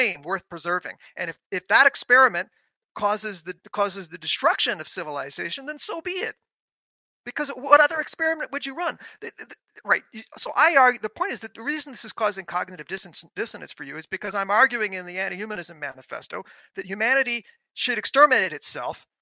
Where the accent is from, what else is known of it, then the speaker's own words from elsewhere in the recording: New York City, New York, United States; I grew up in New York City, where everyone is domesticated